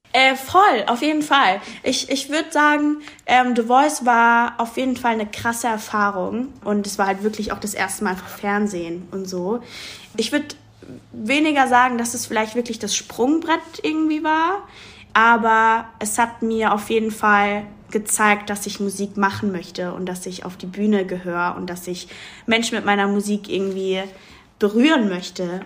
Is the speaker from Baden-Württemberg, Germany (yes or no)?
yes; Mannheim, Baden-Württemberg, Germany; ich bin in Mannheim auch groß geworden und aufgewachsen